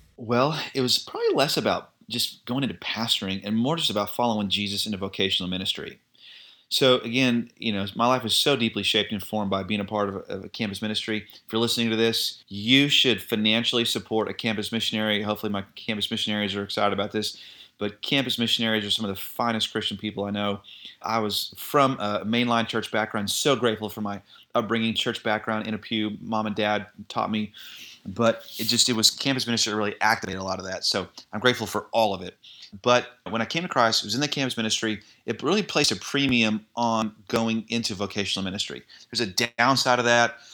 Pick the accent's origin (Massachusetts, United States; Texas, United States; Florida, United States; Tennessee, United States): Texas, United States; Irving; I grew up in the Dallas area, you may know this, in Ir-, Irving, Texas